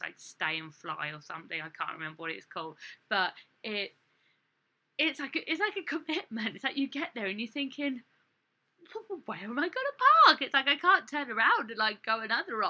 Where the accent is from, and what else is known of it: England, United Kingdom; born or raised there; moved away as an adult; now in United States